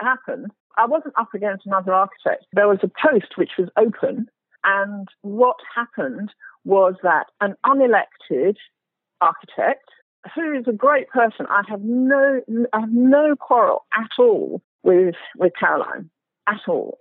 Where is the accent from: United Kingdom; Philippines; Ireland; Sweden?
United Kingdom; England; So the thing about being black and English